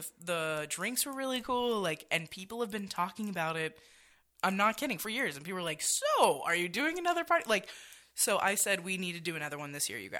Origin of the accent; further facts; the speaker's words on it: Halifax, Nova Scotia, Canada; now in Las Vegas, United States; I'm from Halifax, Nova Scotia, represent H-Town.